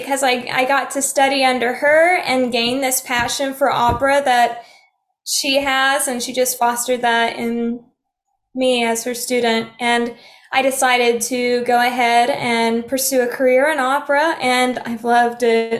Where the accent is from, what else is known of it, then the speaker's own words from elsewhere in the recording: Keys, Oklahoma, United States; also born or lived in Muskogee, Oklahoma; I was born and raised in Oklahoma. I was born in Muskogee, Oklahoma. So I am an Okie from Muskogee. I grew up in a little town outside of Tahlequah called Keys, Oklahoma. It's pretty close to Park Hill.